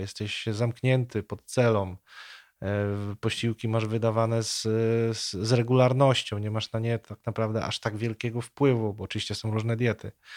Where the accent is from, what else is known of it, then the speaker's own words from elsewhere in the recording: Nowogród Bobrzański, Lubusz Voivodeship, Poland; ja pochodzę z takiej niedużej miejscowości pod Zieloną Górą. Ta miejscowość nazywa się Nowogród Bobrzański.